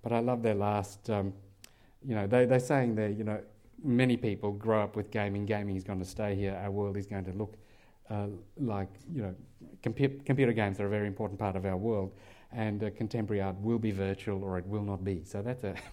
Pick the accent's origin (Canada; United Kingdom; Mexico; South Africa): South Africa; moved away; I'm from South Africa